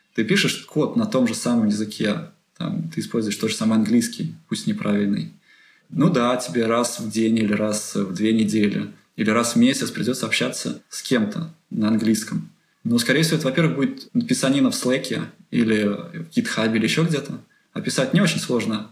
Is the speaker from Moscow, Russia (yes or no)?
no; Penza, Penza Oblast, Russia; moved away as an adult; now in Delft, Netherlands; я из Пензы, э, это не очень большой город